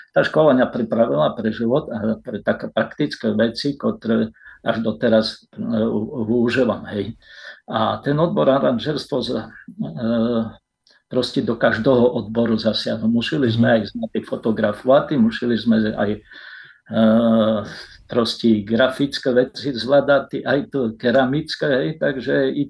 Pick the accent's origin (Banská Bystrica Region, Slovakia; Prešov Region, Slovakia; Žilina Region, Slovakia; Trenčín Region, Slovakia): Prešov Region, Slovakia; Rovné/Rostoky, Svidník district; also born or lived in Nižný Mirošov / Košice; Tak ja sa narodil v Rostokách, Eh, okresy Svidník, rovnické rodiny